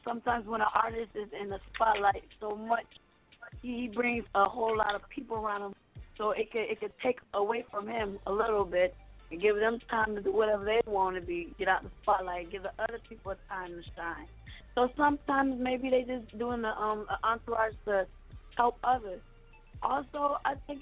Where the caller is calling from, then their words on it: Miami, Florida, United States; Calling from Miami